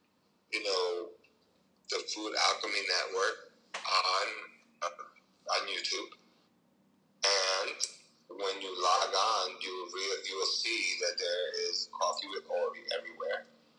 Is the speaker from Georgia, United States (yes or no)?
no; New Jersey, United States; And the reason that it's 862 is I came from New Jersey.